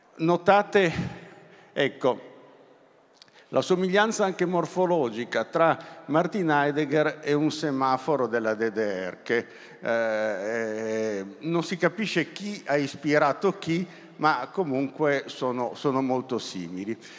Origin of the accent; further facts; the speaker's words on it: Turin, Piedmont, Italy; essendo torinese, eh, quando la scuola mi portava al museo egizio